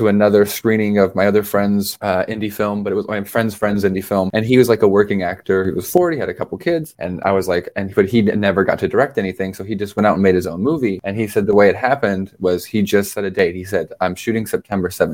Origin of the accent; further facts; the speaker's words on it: Irvine, California, United States; I grew up in Irvine, went to Northwood High School.